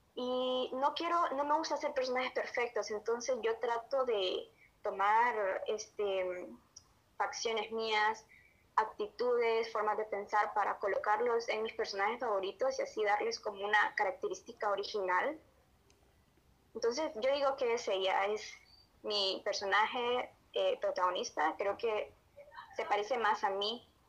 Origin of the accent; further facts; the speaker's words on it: Honduras; Soy de Honduras un país de Centroamérica